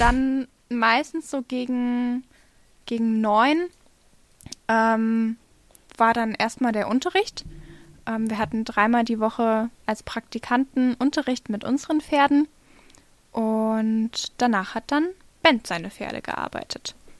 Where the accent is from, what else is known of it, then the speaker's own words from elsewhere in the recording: Hesse, Germany; die Amina und ich, wir kommen aus Hessen